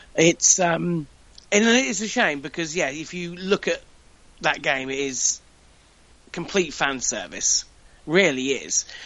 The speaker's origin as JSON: {"language": "English", "country": "United Kingdom", "said": "I'm British"}